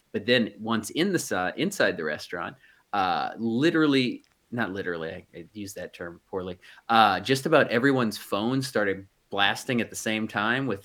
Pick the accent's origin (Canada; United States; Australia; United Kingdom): United States; California; I, I grew up in Orange County, so we had plenty of earthquakes.